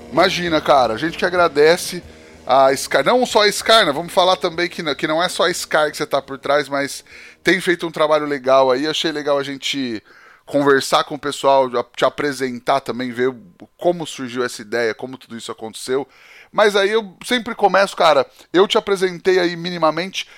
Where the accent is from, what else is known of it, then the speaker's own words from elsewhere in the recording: Penápolis, São Paulo, Brazil; eu cresci em Penápolis, né, no interior de São Paulo, aqui mais para trás de Bauru